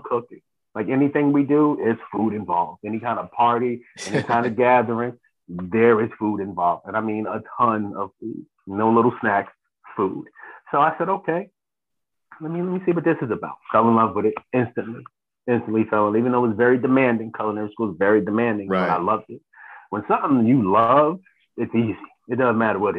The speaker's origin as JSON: {"language": "English", "town": "Jersey City", "region": "New Jersey", "country": "United States", "tie": "born or raised there", "said": "born and raised in Jersey City, love my city."}